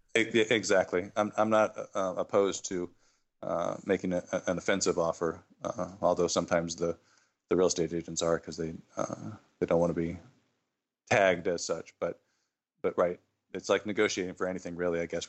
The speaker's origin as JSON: {"language": "English", "town": "Phoenix", "region": "Arizona", "country": "United States", "tie": "born or raised there", "moved": "as an adult", "said": "I grew up in Phoenix"}